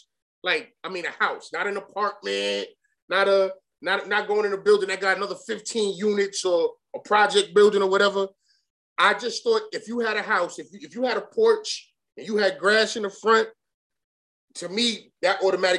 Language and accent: English; New York City, New York, United States; Born and raised in Bed-Stuy, live in Bed-Stuy